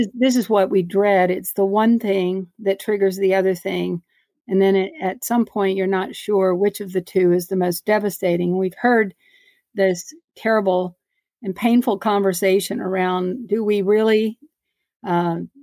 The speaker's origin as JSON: {"language": "English", "town": "Beaumont", "region": "Texas", "country": "United States", "tie": "born or raised there", "lives_now": "Houston, United States", "said": "growing up in Beaumont, Texas"}